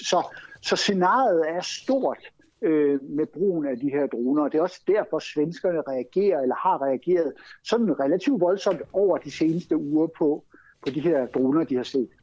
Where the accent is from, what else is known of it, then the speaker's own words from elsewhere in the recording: Denmark; now in Sweden; vi som danskere